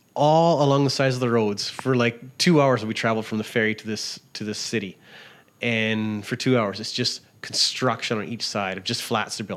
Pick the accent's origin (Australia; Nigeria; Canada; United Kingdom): Canada; Big Beaver, Saskatchewan; moved away; I'm from Big Beaver, Saskatchewan. It's a really small town in the middle of the province, just but 6 miles from the Montana border.